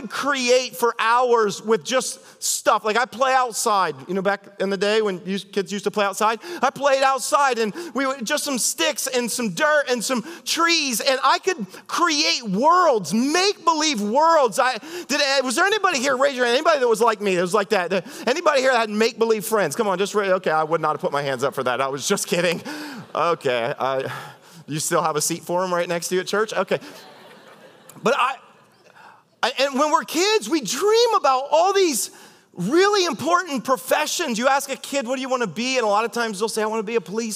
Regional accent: Ohio, United States; I'm from Ohio

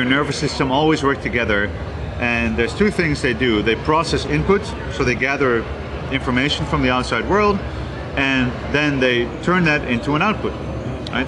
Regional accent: Netherlands; I'm from the Netherlands. That's where I'm from and that's where I was born and raised.

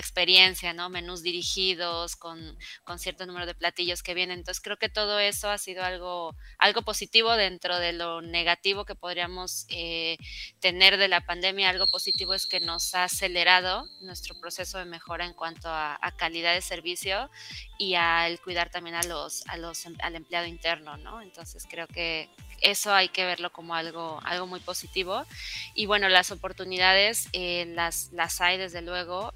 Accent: Mexico; somos latinos, somos mexicanos

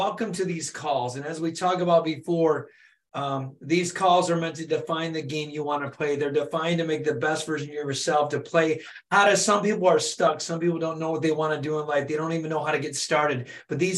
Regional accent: Michigan, United States; It's close to home. I'm from Michigan

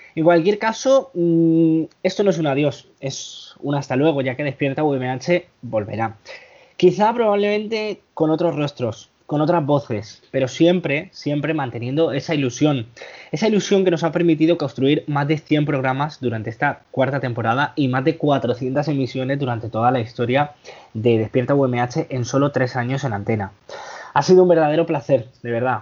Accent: Villena, Valencian Community, Spain; mi pueblo en Villena

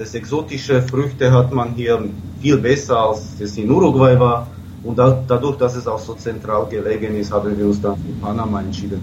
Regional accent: Slovakia; moved away; ich komme aus der Slowakei

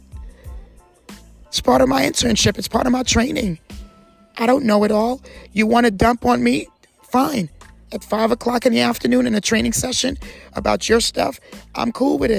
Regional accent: New Jersey, United States; now in Jacksonville, United States; I talk to you from a person that's an immigrant. I talk to you from a person that was raised, that was brought up in New Jersey on the East Coast

